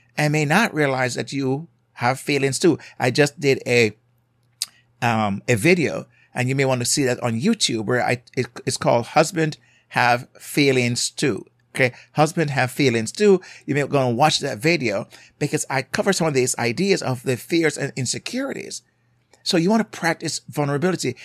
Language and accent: English; Jamaica; accent: Jamaican; I'm from a culture, as you may hear my accent from Jamaica